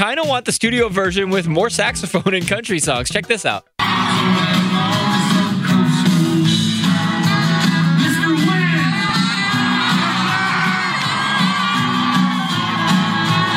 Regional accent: Chicago, Illinois, United States; Born and raised in Chicago

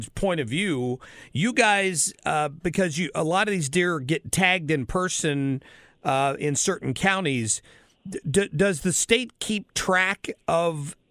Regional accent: Southern Ohio, United States; When I was growing up in Southern Ohio

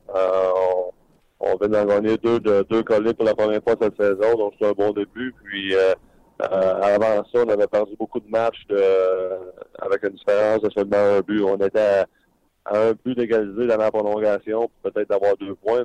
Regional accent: Sorel, Quebec, Canada; moved away; je vais venir à Sorel voir, faire un petit tour dans ma ville natale

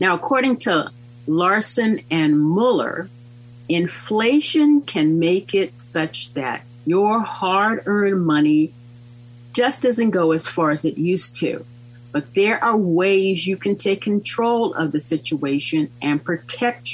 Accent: United States

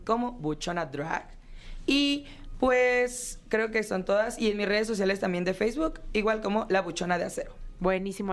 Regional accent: Morelos, Mexico; now in Puerto Vallarta, Mexico; soy originario de Morelos

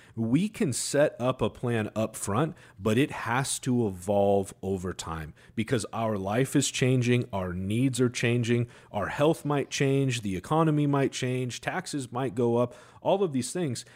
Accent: Seattle, Washington, United States; I'm homegrown, right? I'm from Seattle

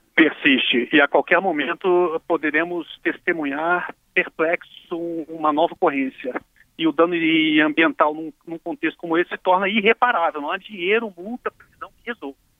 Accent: Espírito Santo, Brazil; Eu sou capixaba, na ocasião eu estava lá

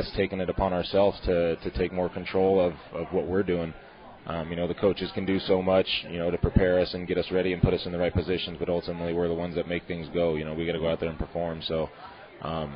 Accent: San Diego, California, United States; moved away as an adult; now in Pittsburgh, United States; I'm from San Diego

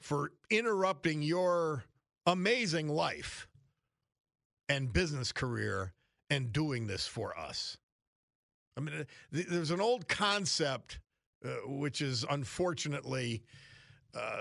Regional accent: Northeast Pennsylvania, United States; I'm from Northeast Pennsylvania, his home area

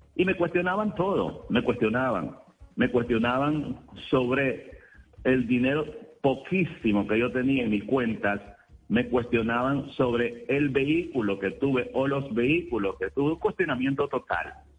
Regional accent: Nicaragua; moved away as an adult; Mi condición de nicaragüense

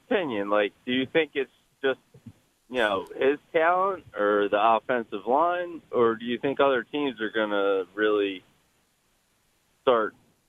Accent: Philadelphia, Pennsylvania, United States; I'm born and raised in Philly.

